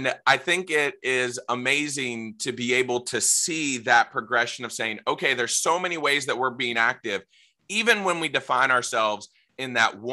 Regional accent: Virginia Beach, Virginia, United States; I grew up in Virginia Beach, so I know Hickory very well

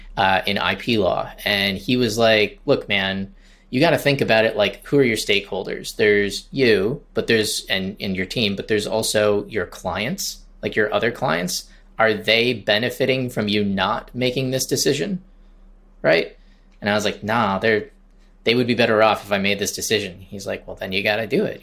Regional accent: Traverse City, Michigan, United States; moved away as an adult; now in Charleston, United States; I started my agency in Michigan, in Traverse City, Michigan, where I, my hometown

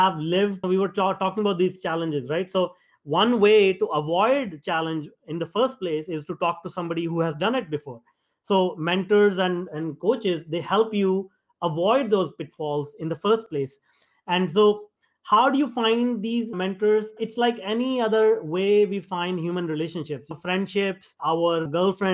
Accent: India; me being an Indian

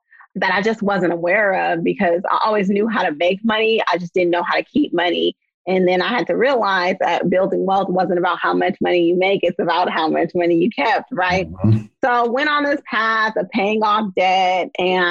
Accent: Oakland, California, United States; I'm from the San Francisco Bay Area, born and raised in Oakland

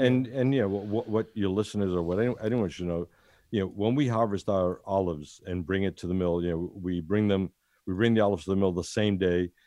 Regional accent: United States; moved away as an adult; now in Italy; I was born in Ital-, Italy, went to, went to America when I was seven, then came back here after fifty years

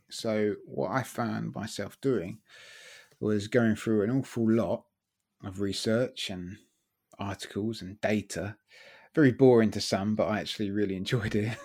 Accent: Brighton, South East England, United Kingdom; moved away as an adult; brought up in Brighton, lived there.

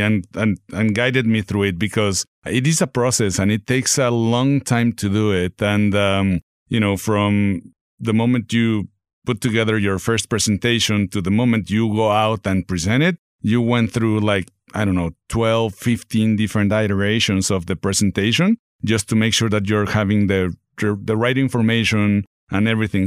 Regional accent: Mexico City, Mexico; moved away as an adult; also born or lived in Texas / Dallas; now in Northwest Arkansas, United States; I'm from Mexico City, born and raised, moved to Texas

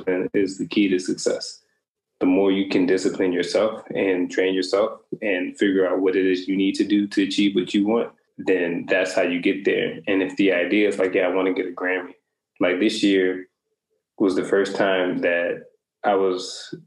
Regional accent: New Orleans, Louisiana, United States; moved away as an adult; now in Italy; growing up in New Orleans

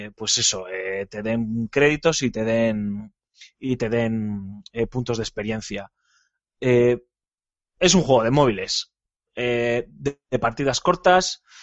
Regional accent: Bilbao, Basque Country, Spain; yo como buen vasco jugando con el, como buen bilbaíno

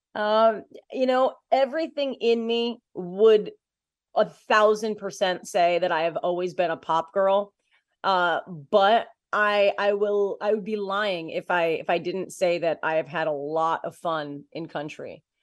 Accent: Waterford, New York, United States; moved away as an adult; also born or lived in Boston, Massachusetts; I'm from a, a small town, uh, called Waterford, New York, and, uh, so it's just outside of Albany, New York

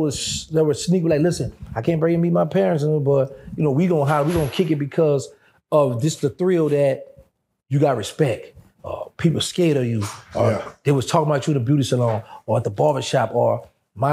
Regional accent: Louisiana, United States; I'm from Louisiana

